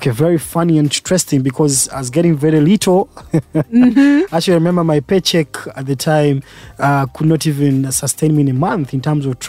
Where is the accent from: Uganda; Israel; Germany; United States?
Uganda; Jinja, Eastern Region; born there; Of course, I was born here in Uganda.